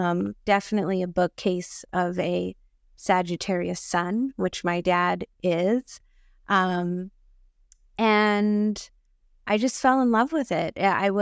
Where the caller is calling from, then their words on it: Rancho Cucamonga, California, United States; And currently I'm calling from Rancho Cucamonga, also known as Tungvalan on Turtle Island.